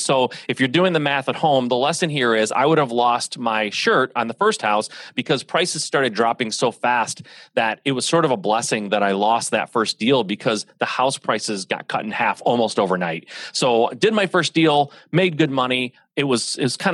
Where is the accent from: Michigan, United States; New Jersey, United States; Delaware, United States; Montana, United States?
Michigan, United States; So I'm a Midwest guy, born and raised in Michigan. I am the son of an automotive family here in Michigan